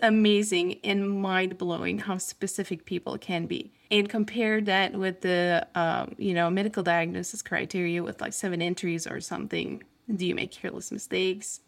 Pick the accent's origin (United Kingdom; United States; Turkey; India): Turkey; moved away; I grew up in Turkey, so I went to school in Turkey